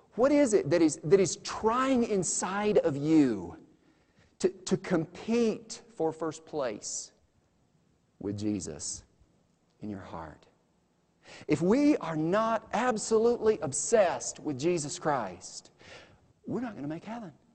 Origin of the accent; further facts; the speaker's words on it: United States; I'm an American